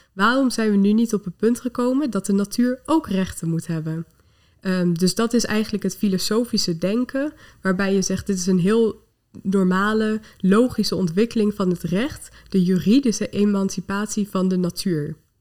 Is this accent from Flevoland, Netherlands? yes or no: yes; Lelystad, Flevoland, Netherlands; ben ik ook opgegroeid in Lelystad, naast de Oostvaardersplassen.